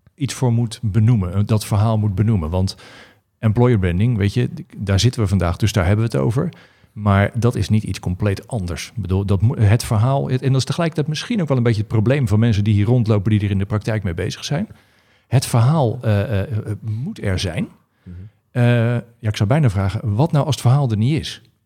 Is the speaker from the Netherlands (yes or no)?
yes; Pijnacker, South Holland, Netherlands; onze pijnakkerse roots